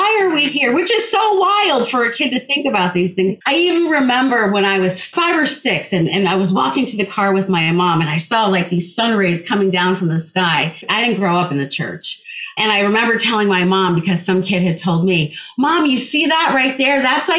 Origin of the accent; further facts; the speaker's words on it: New Jersey, United States; I grew up in New Jersey